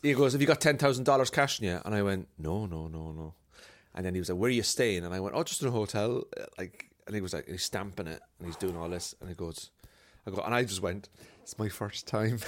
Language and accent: English; Cork, Munster, Ireland; now in Belfast, United Kingdom; I'm from Cork, but I live in Belfast.